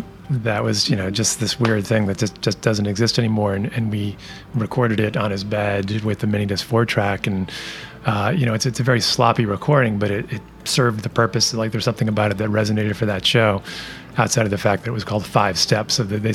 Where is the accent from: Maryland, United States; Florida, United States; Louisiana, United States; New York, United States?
New York, United States; Rochester; Dan Miller and I grew up together in Rochester